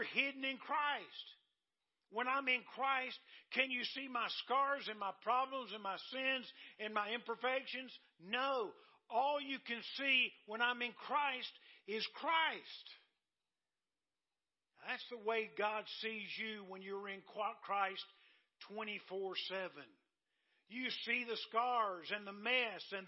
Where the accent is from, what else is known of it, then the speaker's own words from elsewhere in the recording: Dillon, United States; my hometown of Dillon